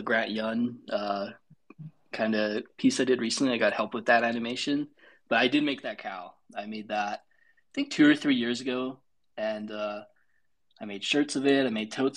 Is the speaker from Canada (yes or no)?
yes; Calgary, Alberta, Canada; I'm from Calgary, Alberta, Canada, and we're known for cows